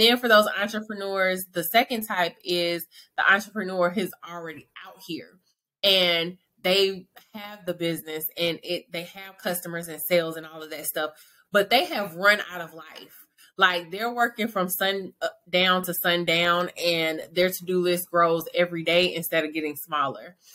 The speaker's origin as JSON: {"language": "English", "town": "Atlanta", "region": "Georgia", "country": "United States", "moved": "yes", "lives_now": "Dallas, United States", "said": "I'm from Atlanta, Georgia, but I reside in Dallas, Texas"}